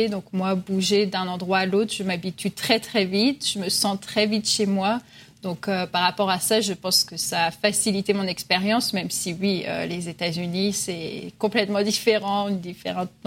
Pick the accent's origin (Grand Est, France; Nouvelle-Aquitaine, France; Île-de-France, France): Grand Est, France; Reims; moved away as an adult; also born or lived in Vichy / Vosges / Bordeaux / Madrid; now in Miami, United States; Donc, je suis née à Reims, mais on a vécu à Vichy, dans les Vosges, de retour à Reims. j'ai étudié à Bordeaux.